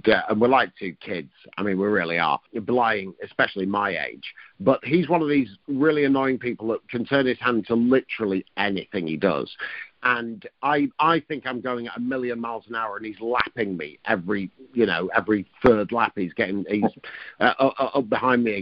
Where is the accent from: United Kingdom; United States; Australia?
United Kingdom; near Blackpool, North West England; I was brought up near Blackpool and my nana lived there